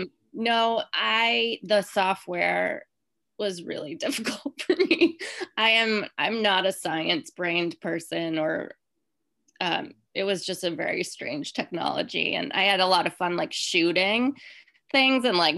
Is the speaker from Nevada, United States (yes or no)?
no; Rhode Island, United States; moved away; I'm from Rhode Island